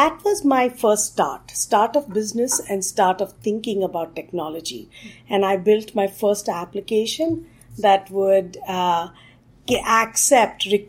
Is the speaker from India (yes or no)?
yes; Bangalore, Karnataka, India; moved away as an adult; now in United States; I was born in Bangalore, India, which is today known as the software capital of India